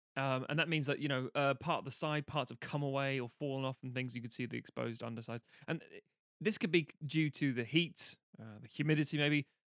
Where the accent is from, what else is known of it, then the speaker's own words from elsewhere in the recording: United Kingdom; being British, we live on an island of fairly moderate